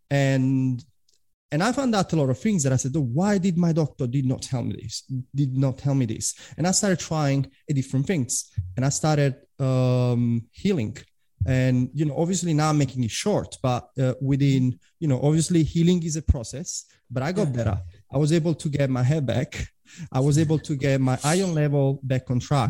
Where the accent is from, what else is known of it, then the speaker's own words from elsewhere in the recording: Italy; English is a second language; moved away as an adult; also born or lived in London / Prague; now in Australia; I'm originally from Italy, although I've been living in Australia for 10 years